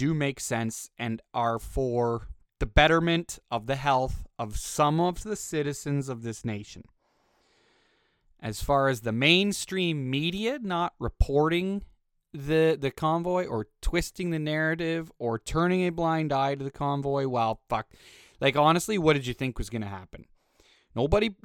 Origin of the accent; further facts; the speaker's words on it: Canada; also born or lived in Western Canada; As a fucking Canadian